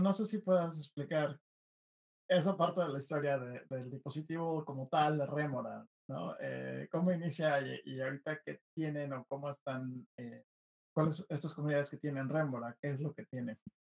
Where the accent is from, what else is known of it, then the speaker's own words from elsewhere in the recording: Mexico; yo como mexicano